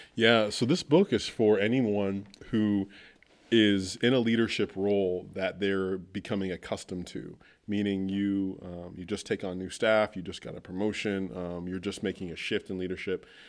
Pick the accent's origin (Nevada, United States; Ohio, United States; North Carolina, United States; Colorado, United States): Ohio, United States; Wooster; plant a church in my hometown